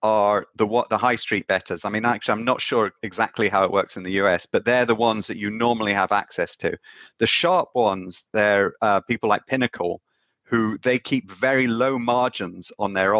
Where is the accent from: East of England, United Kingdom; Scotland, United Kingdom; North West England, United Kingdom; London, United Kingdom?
Scotland, United Kingdom; I grew up in Scotland